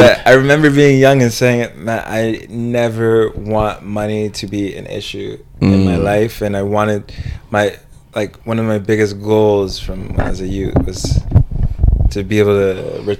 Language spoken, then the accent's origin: English; United States; because I'm Jamaican Nigerian. My mom came from Jamaica. She's been living on her own since she was like 15. She came on her own. And my dad's from Nigeria.